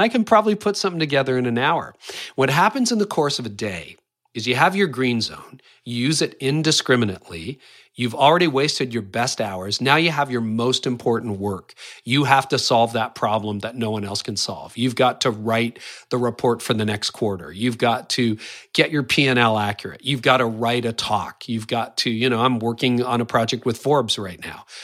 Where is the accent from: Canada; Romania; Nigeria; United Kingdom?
Canada; I am Canadian